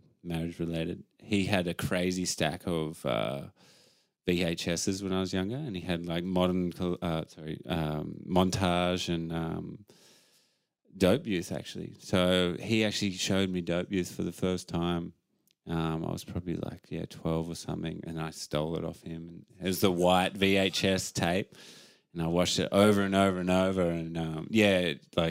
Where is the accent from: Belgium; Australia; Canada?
Australia; Margaret River, Western Australia; I grew up in Margaret River